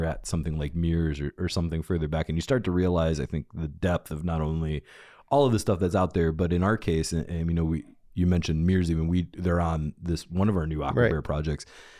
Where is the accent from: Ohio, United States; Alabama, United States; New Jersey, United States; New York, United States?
Ohio, United States; outside of Cleveland and Lorain; now in Athens, United States; we both grew up outside of Cleveland and Lorraine